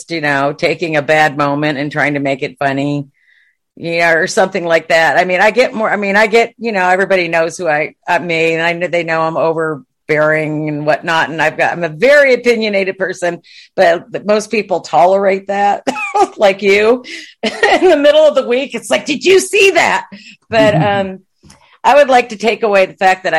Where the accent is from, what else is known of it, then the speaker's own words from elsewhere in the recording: Watertown, New York, United States; moved away as an adult; now in Texas, United States; I grew up in Watertown, New York